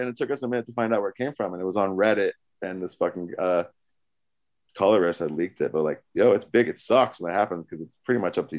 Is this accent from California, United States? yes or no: yes; California, United States; born there; I was born in California, so I just take it for granted.